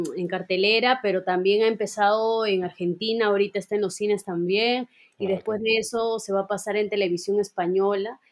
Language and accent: Spanish; Peru; como peruanos